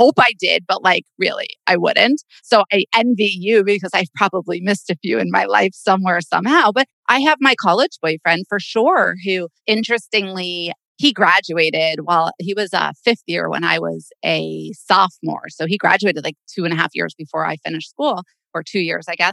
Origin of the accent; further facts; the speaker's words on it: Boca Raton, Florida, United States; I am still from Boca Raton, Florida